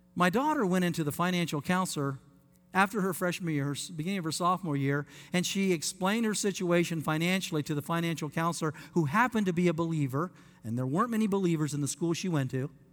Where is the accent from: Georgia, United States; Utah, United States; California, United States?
Utah, United States; Layton; moved away; I want to say to my Mormon friends where I grew up in Utah